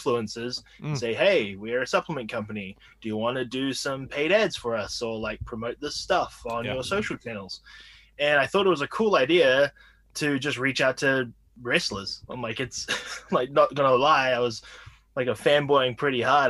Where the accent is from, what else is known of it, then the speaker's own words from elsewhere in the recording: Whanganui, Manawatū-Whanganui, New Zealand; moved away as an adult; also born or lived in Austin, Texas; now in United States; I'm from a small town in New Zealand called Whanganui. Sounds kind of strange, but yeah, that's my hometown. Moved here to America in like 2013